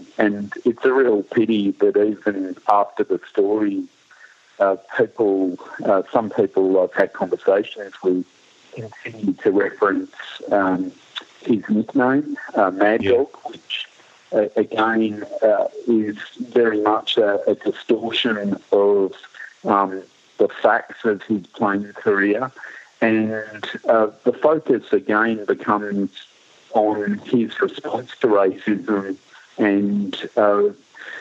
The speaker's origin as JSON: {"language": "English", "town": "Ballarat", "region": "Victoria", "country": "Australia", "tie": "born or raised there", "said": "as a boy growing up in Ballarat, and I did grow up in Ballarat."}